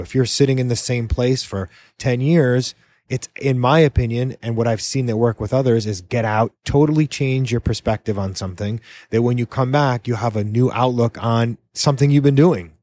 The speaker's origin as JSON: {"language": "English", "region": "New England", "country": "United States", "moved": "yes", "lives_now": "Key West, United States", "said": "I'm from New England originally"}